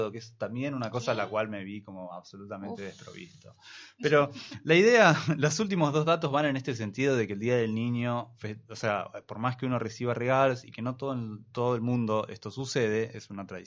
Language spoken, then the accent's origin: Spanish; Argentina; de la cual nosotros tenemos que sentirnos bastante mal, digo como argentinos.